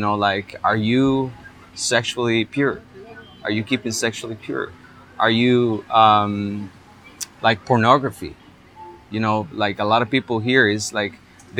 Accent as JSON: {"language": "English", "region": "Heredia", "country": "Costa Rica", "tie": "born or raised there", "said": "I went all throughout Heredia, which is my hometown, looking for churches"}